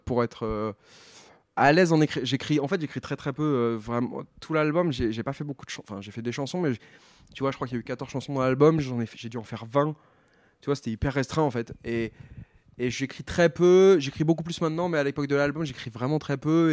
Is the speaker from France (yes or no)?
yes; Tours, Centre-Val de Loire, France; moved away; je viens de Tours